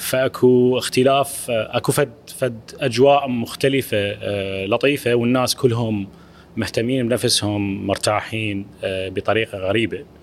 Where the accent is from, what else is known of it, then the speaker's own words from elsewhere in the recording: Iraq; أنا كعراقي